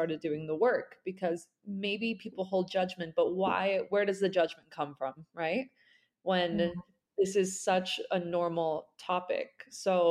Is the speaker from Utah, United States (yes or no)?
yes; Salt Lake City, Utah, United States; I'm sitting in my hometown now, and I'm originally from Salt Lake City, Utah